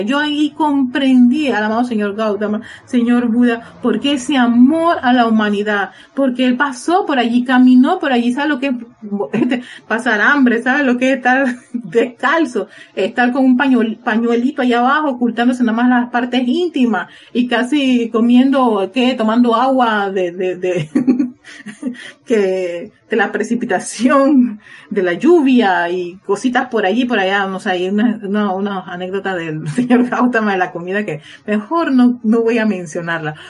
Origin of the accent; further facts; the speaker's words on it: Panama; en mi país, en Panamá